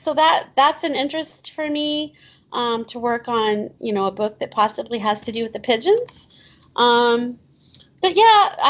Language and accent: English; Evansville, Indiana, United States; I grew up here, so I'm 52. I'm not afraid to share that. So I've lived here my whole life, and it is such a great place. You know, we're the third largest city in Indiana, but we're 2 hours from Louisville, Nashville, St. Louis, and Indianapolis.